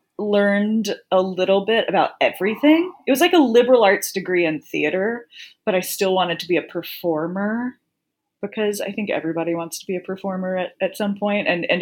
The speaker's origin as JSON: {"language": "English", "region": "the South", "country": "United States", "said": "And I'm from the South. So, you know, I don't know, there wasn't a lot of theater around."}